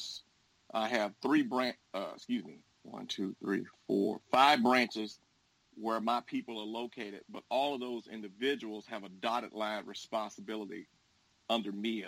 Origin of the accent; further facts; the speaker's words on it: Dallas, Texas, United States; moved away as an adult; now in Houston, United States; I'm originally from Dallas, but I moved here and attended Texas Southern University and the University of Houston